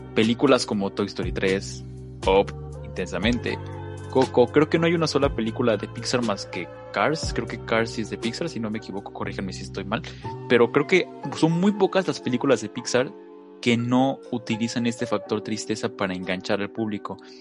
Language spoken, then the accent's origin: Spanish; Mexico; somos mexicanos